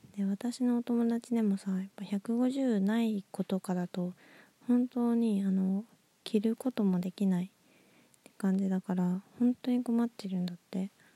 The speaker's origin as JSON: {"language": "Japanese", "town": "Nagoya", "region": "Aichi", "country": "Japan", "tie": "born or raised there", "moved": "yes", "said": "私の実 家は名古屋市内なんですけど"}